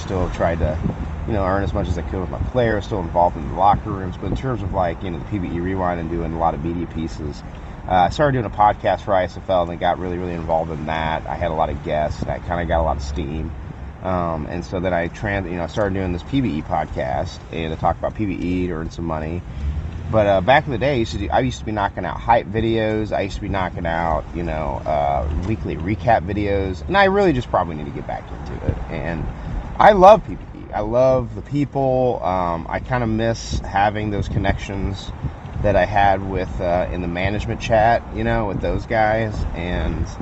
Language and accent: English; Kansas City, United States; I'm from Kansas City